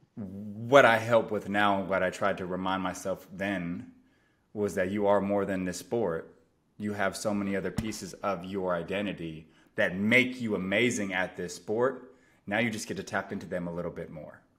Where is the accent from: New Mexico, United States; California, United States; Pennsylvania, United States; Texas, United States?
California, United States; San Francisco Bay Area; born and raised in the San Francisco Bay Area